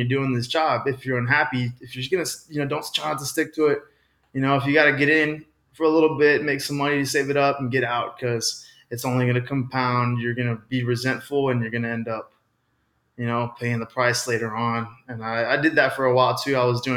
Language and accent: English; Austin, Texas, United States; I grew up in Austin